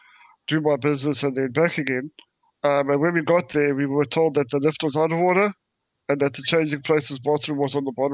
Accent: South Africa; now in United Kingdom; I come from South Africa

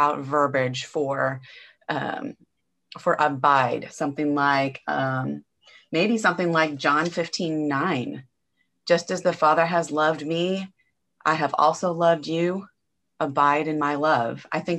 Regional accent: Nebraska, United States; now in Angleton, Texas, United States; I was born and raised in Nebraska, and I've lived a few different places kind of all over the country.

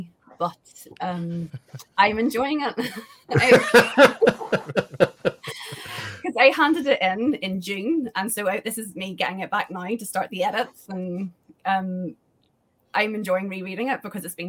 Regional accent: Ireland; I'm from Ireland and I know Ireland

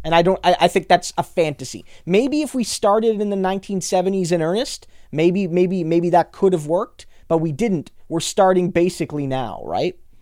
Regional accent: New Brunswick, Canada; I grew up in New Brunswick

